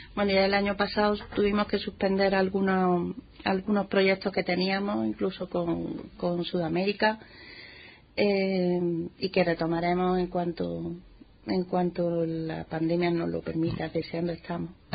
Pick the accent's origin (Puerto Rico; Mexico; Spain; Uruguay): Spain; Montilla, Andalusia; Montilla, Montilla es mi pueblo. bueno, pues allí nací, allí crecí